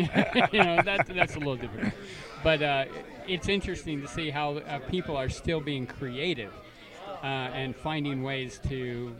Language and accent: English; Canada; I was raised in Canada